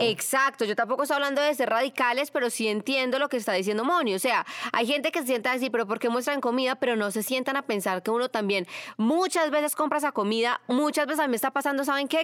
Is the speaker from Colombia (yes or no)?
yes; Manizales, Caldas, Colombia; moved away; yo soy de Manizales, y hay una sillita donde siempre me sentaba con mis abuelitos en un barrio que se llama La Francia, en Manizales